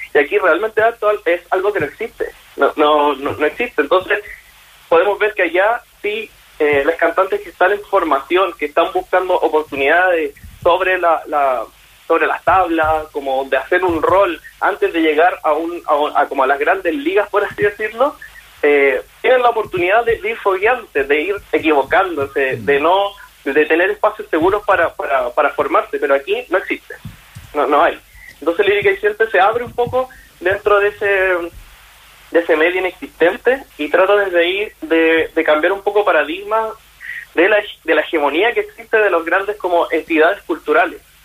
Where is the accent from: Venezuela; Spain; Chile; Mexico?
Chile; como cantantes chilenos